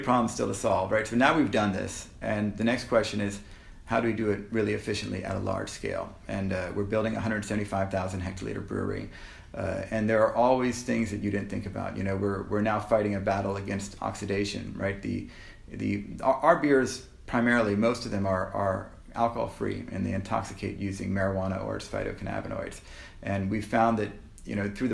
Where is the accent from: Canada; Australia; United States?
Canada; we're Canadian